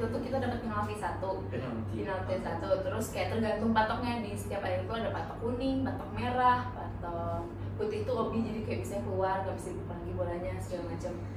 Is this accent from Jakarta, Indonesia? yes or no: no; West Java, Indonesia; ibu aku Surabaya ya aku Sunda